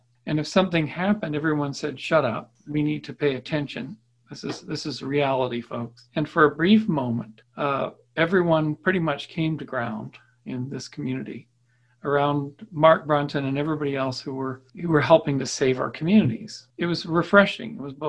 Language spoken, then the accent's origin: English; Victoria, British Columbia, Canada; born there; I was born in Victoria, BC, 1962, seems like eons ago.